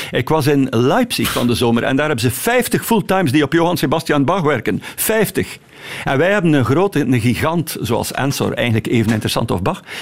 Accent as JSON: {"language": "Dutch", "town": "Ostend", "region": "West Flanders", "country": "Belgium", "said": "Ik ben een echte Oostendenaar en ik ben ook dol op Brussel."}